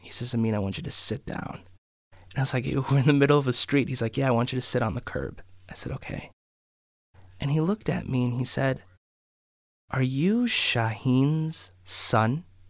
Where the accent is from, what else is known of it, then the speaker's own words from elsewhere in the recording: Maple Grove, Minnesota, United States; I grew up in Maple Grove